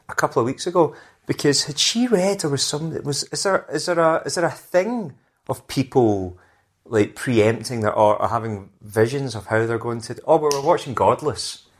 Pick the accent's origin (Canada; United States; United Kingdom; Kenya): United Kingdom; Scotland; now in London, United Kingdom; being Scottish